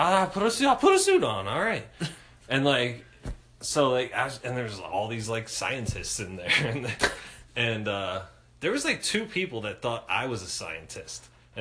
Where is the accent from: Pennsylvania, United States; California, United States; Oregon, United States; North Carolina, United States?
Pennsylvania, United States; Philadelphia; I told them I was from Philadelphia, and they asked me if I knew Will Smith. Because everybody in Philly knows each other.